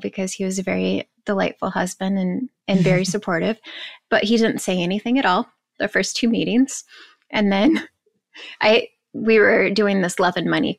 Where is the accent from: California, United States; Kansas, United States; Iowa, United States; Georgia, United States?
Kansas, United States; I'm from Kansas.